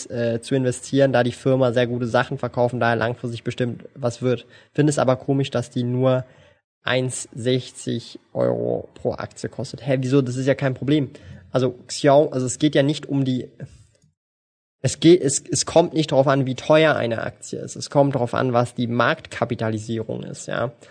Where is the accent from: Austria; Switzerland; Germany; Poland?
Switzerland; Ja, natürlich kann ich Schweizerdeutsch. Bin ja Schweizer, meine Güte.